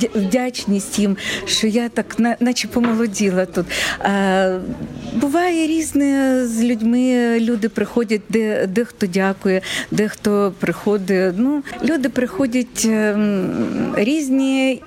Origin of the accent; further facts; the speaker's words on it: Kharkiv, Kharkiv Oblast, Ukraine; moved away as an adult; я також з Харкова